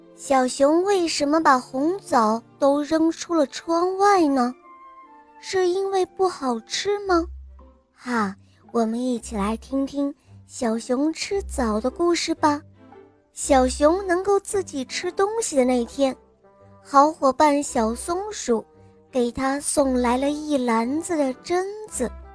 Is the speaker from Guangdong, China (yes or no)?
no; Suzhou, Jiangsu, China; 我来自苏州，我，我今年四岁了